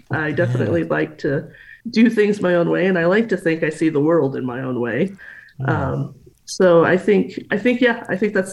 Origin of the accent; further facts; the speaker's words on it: Texas, United States; also born or lived in Denver, Colorado; I actually moved to Texas when I was about 2, so I don't oh. remember much of Denver. no. But Texas has been a wonderful place to grow up. I love Texas.